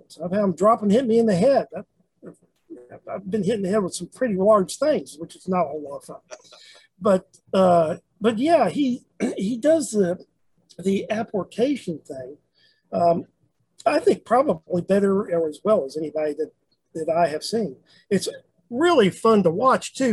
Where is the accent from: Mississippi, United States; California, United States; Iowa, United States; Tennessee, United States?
Tennessee, United States; Memphis; moved away; I'm originally from Memphis